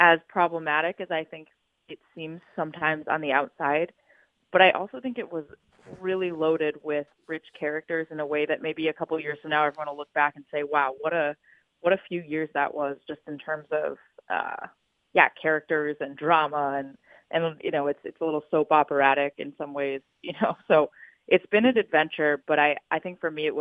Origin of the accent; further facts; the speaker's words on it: New England, United States; moved away as an adult; also born or lived in San Diego, California; I grew up in New England